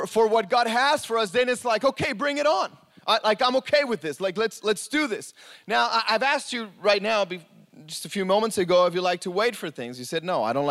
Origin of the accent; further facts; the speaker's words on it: Mexico; moved away; I grew up in Mexico